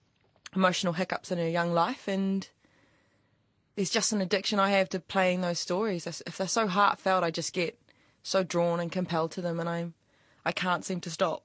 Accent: New Zealand; accent: New Zealand; I made my New Zealand accent as sort of fresh as possible, like that I was from out west, actually.

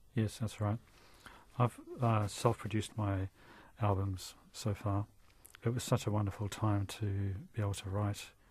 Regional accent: New Zealand; I'm so proud being a New Zealander

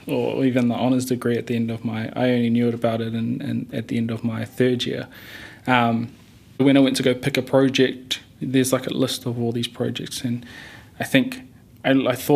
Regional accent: Hamilton, Waikato, New Zealand; moved away as an adult; also born or lived in Rotorua; now in Auckland, New Zealand; Both my parents are Tongan. I was born in Rotorua and went to Hamilton Boys High School then came up to Auckland to do university

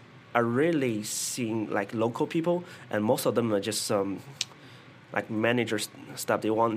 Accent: Shanghai, China; moved away as an adult; now in Auckland, New Zealand; I come from Shanghai, which is a very modern city.

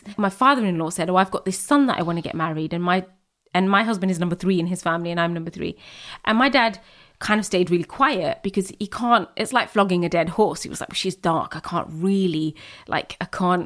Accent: United Kingdom; I'm British, Muslim, Bangladeshi

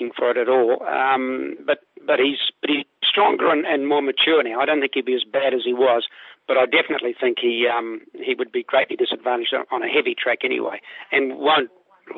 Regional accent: Auckland, New Zealand; moved away; I was born and raised in Ellerslie and trained there for many, many years

